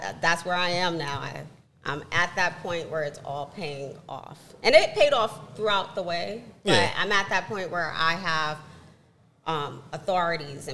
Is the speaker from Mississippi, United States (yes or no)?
no; New York City, New York, United States; I grew up in the South Bronx